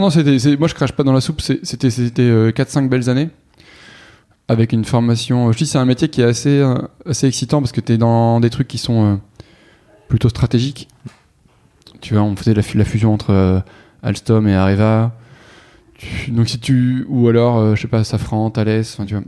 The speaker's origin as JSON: {"language": "French", "town": "Toulouse", "region": "Occitania", "country": "France", "tie": "born or raised there", "moved": "as an adult", "said": "j'ai grandi dans le sud-ouest, à Toulouse"}